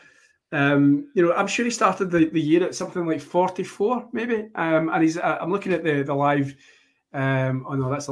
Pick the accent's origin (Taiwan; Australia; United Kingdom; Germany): United Kingdom; Scotland; as a Scotsman